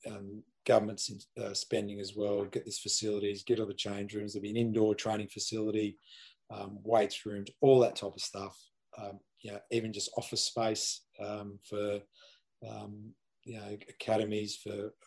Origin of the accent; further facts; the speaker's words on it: Adelaide, South Australia, Australia; now in New South Wales, Australia; I grew up in Adelaide